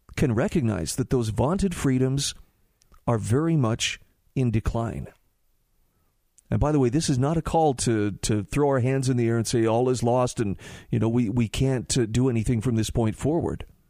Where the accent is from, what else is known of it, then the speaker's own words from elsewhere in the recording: Utah, United States; my home state of Utah